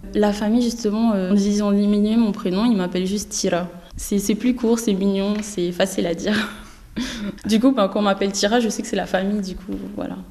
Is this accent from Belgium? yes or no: no; French Polynesia; now in Metropolitan France; nous, quand on dit nos prénoms, on roule le R, du coup, on n'a pas la même façon de dire